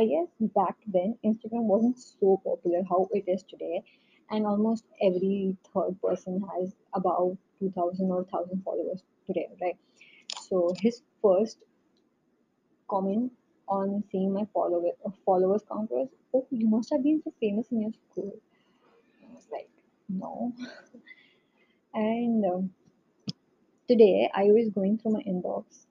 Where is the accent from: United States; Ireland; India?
India; North India; accent: North Indian; moved away; my North Indian accent